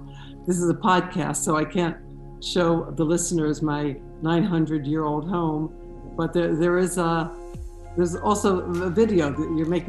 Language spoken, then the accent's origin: English; near Philadelphia, Pennsylvania, United States; moved away as an adult; also born or lived in Brooklyn, New York; now in Jerusalem, Israel; my long and winding road started in Philadelphia. I was born and raised near Philadelphia to a conservative Jewish family.